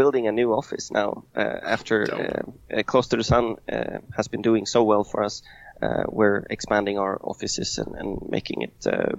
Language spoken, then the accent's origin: English; Sweden; English is a second language; now in Rome, Italy; I came from Sweden. I moved down to Italy. And I landed eventually in Rome.